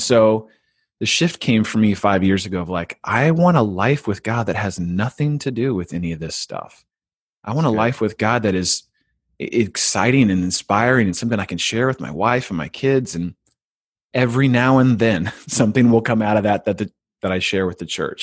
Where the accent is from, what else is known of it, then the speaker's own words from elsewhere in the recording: California, United States; I grew up in California, so I applied to one school, a state school